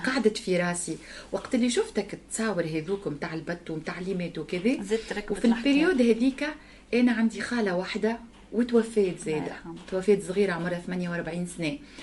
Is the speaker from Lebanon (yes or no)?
no; Tunisia; كنت انا من تونس